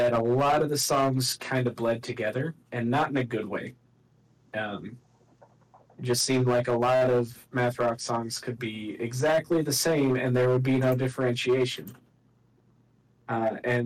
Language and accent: English; United States; I'm American